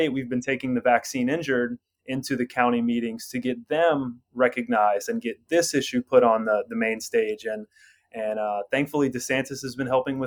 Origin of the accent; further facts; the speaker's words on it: Orlando, Florida, United States; born and raised in Orlando, Florida.